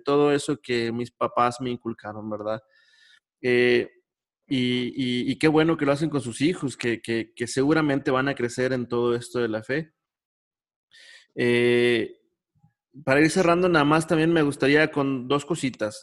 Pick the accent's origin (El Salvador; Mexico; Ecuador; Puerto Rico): Mexico; Monclova, Coahuila; mi niñez, cuando allá en Monclova, donde yo soy